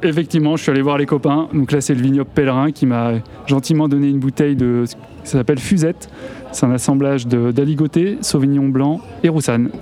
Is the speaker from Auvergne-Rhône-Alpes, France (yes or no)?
yes; Chamonix, Auvergne-Rhône-Alpes, France; now in Bugey, France; Je suis originaire de Chamonix